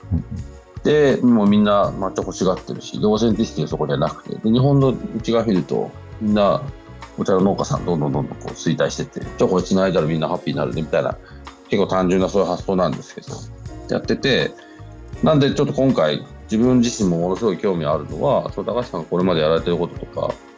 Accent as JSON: {"language": "Japanese", "region": "London", "country": "United Kingdom", "tie": "born or raised there", "said": "本当に僕ずっとロンドンで育ったんで、今もロンドンいますけど"}